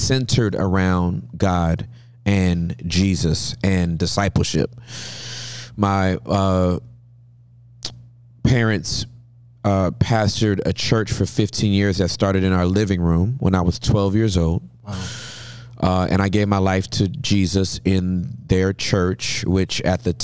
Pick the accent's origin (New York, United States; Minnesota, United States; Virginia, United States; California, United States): California, United States; Los Angeles; also born or lived in Inglewood, California; I was born in Southern California in Inglewood to Charles and Maxine Ross, and grew up in L.A.